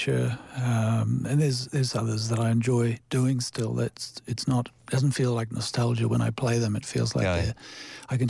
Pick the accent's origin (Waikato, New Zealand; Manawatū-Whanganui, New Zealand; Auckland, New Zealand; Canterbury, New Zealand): Waikato, New Zealand; Te Awamutu; when I was growing up in Te Awamutu